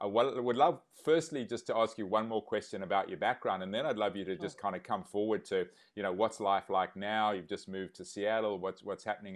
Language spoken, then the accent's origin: English; Zimbabwe; I grew up in Zimbabwe